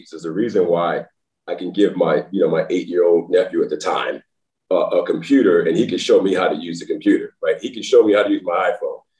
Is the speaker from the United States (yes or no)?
yes; Nashville, Tennessee, United States; born there; I was born in Nashville, Tennessee, by the way.